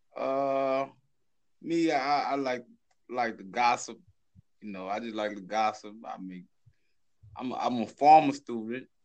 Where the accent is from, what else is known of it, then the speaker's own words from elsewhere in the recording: Louisiana, United States; I'm from a town called Louisiana in North America